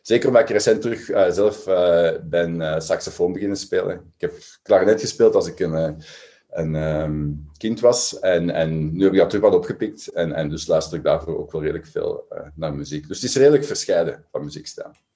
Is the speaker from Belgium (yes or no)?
yes; Belgium; we als Belgen